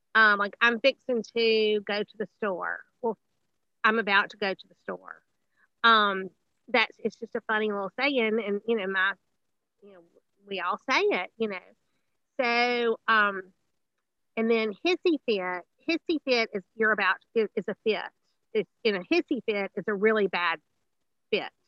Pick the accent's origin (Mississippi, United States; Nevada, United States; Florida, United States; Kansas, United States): Mississippi, United States; Greenville; we got settled back here, you know, in Greenville, which is the Delta's my hometown